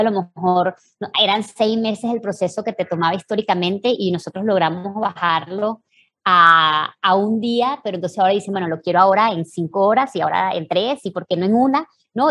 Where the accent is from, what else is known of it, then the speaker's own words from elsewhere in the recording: Venezuela; moved away; nosotros tres venimos de Venezuela